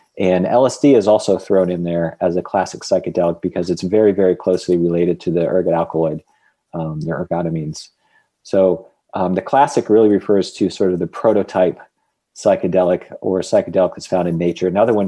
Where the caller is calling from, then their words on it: New Orleans, Louisiana, United States; I am calling in from New Orleans, Louisiana.